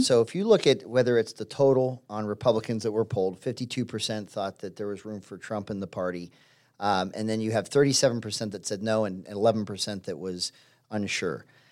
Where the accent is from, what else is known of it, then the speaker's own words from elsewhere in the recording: Pittsburgh, Pennsylvania, United States; moved away; where I grew up in Pittsburgh and Pennsylvania